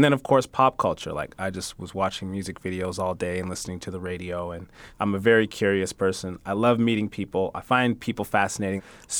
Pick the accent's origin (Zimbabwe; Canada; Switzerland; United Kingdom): Canada; London, Ontario; when my family arrived from East Africa to London, Ontario, which is, for people that don't know London, Ontario, I say it's like Clevelan